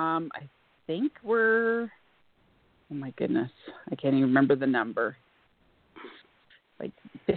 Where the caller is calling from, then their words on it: Alberta, Canada; from Alberta, Canada.